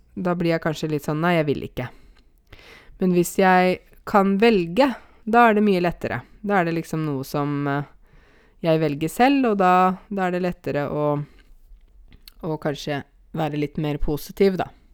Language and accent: Norwegian; Åmot, Buskerud, Norway; accent: Åmot dialect; moved away; also born or lived in Oslo; jeg kommer fra ei bygd som heter Åmot, og det er eh, Eh, altså Åmot ligger i en kommune litt utafor eh, Hokksund, eller egentlig rundt 20 minutter hvis du kjører sånn etter fartsgrensa, i hvert fall. Eh, der vokste jeg opp